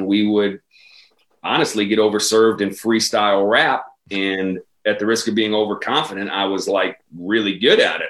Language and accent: English; Chicago, Illinois, United States; I grew up on the South Side. I went to Bogan High School for a year